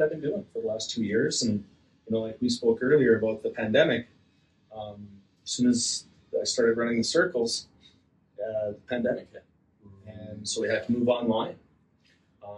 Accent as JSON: {"language": "English", "town": "Slave Lake", "region": "Alberta", "country": "Canada", "tie": "born or raised there", "also_born_or_lived": "St. Paul, Alberta / Edson, Alberta", "said": "I grew up in Slave Lake"}